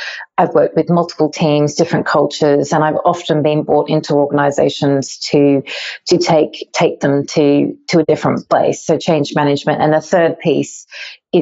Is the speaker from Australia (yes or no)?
yes; rural Victoria, Australia; also born or lived in Melbourne; I'm Australian. I grew up in rural countryside of Victoria.